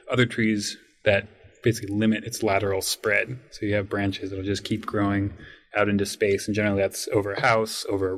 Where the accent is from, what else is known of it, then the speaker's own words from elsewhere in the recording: Monroe, Washington, United States; I grew up in Monroe, Washington, which is about an hour northeast of Seattle and foothills of the Cascades